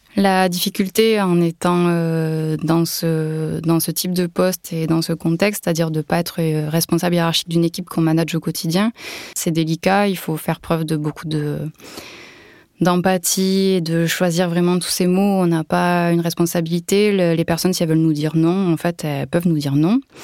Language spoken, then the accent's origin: French; Toulouse area, Occitania, France; moved away as an adult; now in Var, France; Je suis originaire de la région toulousaine, mais je vis actuellement dans le Var.